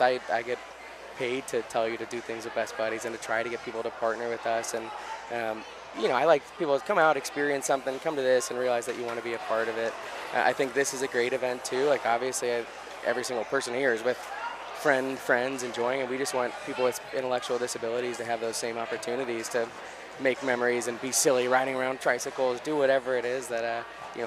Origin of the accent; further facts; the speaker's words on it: St. Louis, Missouri, United States; moved away as an adult; also born or lived in Nashville, Tennessee; I'm from St. Louis, Missouri, came to Nashville to go to college at Vanderbilt